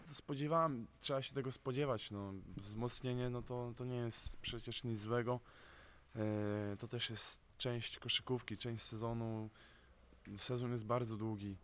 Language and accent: Polish; Gdynia, Pomeranian Voivodeship, Poland; now in Słupsk, Poland; jadę do mojego rodzinnego miasta, do Gdyni